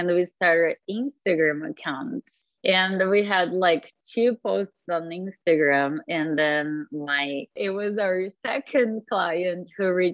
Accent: Brazil; now in Seattle, United States; we are both from Brazil, but we met here in Seattle

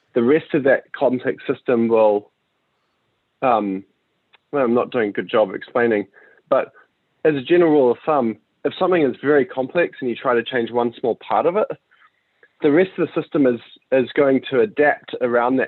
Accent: New Zealand; moved away as an adult; also born or lived in United States; I'm from New Zealand and that's where I'm at right now.

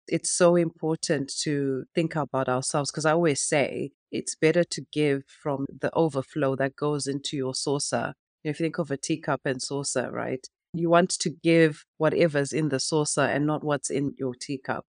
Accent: Zimbabwe; now in United Kingdom; growing up in Africa and in Zimbabwe

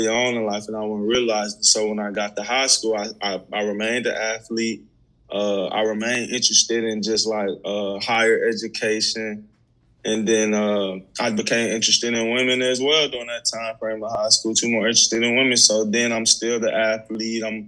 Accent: St. Louis, Missouri, United States; also born or lived in Mississippi; I was born in Mississippi, but I grew up in St. Louis, Missouri

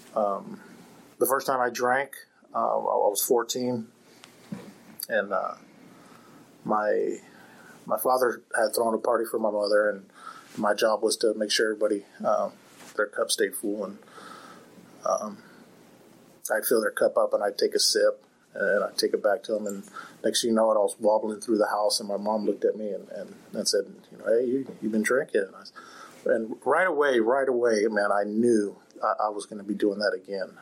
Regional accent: Fairfield, California, United States; I grew up on on Travis Air Force Base out in, in Fairfield. I grew up in a military home

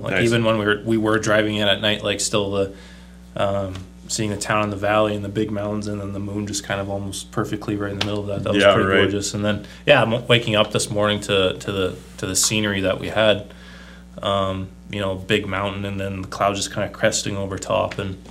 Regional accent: Lloydminster, Saskatchewan, Canada; moved away as an adult; also born or lived in Langenburg, Saskatchewan; from Saskatchewan. I'm currently living in Langenberg, Saskatchewan. Originally, I was born and raised in Lloydminster, and then I met my wife, and we got married, and I ended up on the very other side of Saskatchewan.

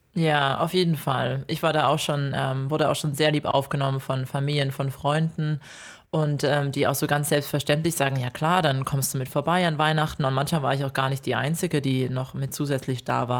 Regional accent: Ore Mountains, Saxony, Germany; now in Australia; also ich komme aus dem Erzgebirge und mein Erzgebirgsherz

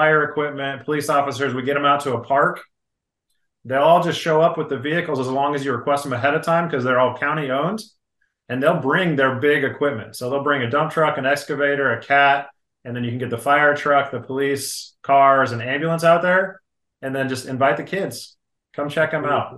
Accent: Grand Junction, Colorado, United States; moved away; my hometown in Grand Junction, Colorado

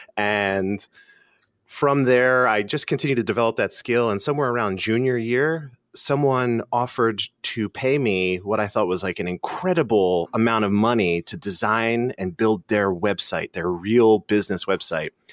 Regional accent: Philadelphia, Pennsylvania, United States; Philadelphia, born and raised

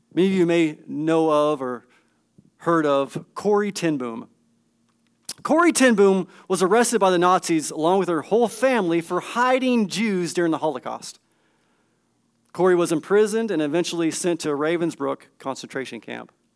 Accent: California, United States; I grew up in Cin-, California, spent several years in Northern California in the midst of the redwood trees

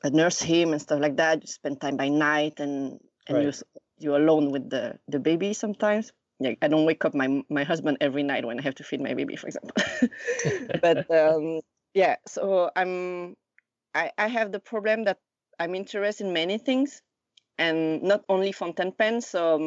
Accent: Lausanne, Vaud, Switzerland; moved away as an adult; now in Tokyo, Japan; I was born and raised in Lausanne, Switzerland, in the French part.

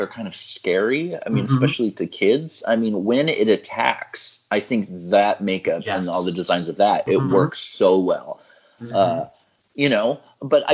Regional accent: Central Valley, California, United States; growing up in the Central Valley

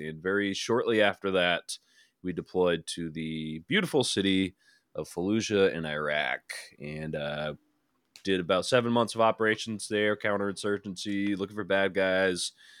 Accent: Rhode Island, United States; I grew up in Rhode Island, very rural part of Rhode Island.

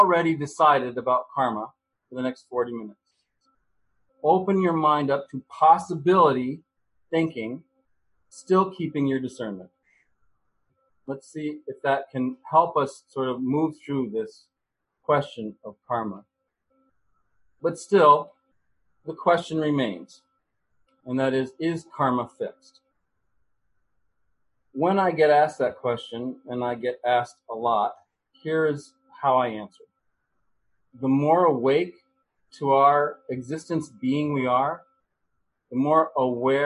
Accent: United States; As an American, I was raised to believe in the American dream

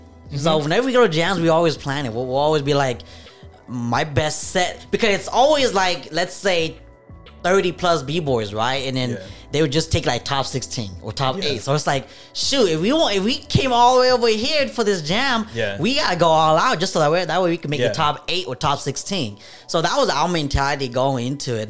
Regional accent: California, United States; moved away; also born or lived in Detroit, Michigan / Sacramento, California; I was originally from Cali

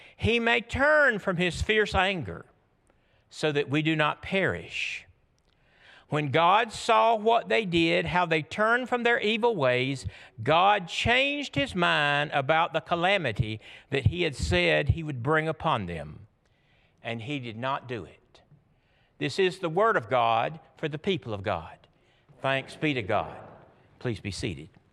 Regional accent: Georgia, United States; I'm from Georgia

